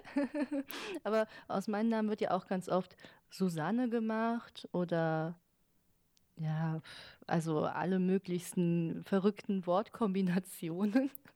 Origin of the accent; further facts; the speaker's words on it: Cologne, North Rhine-Westphalia, Germany; weil ich aus Köln komme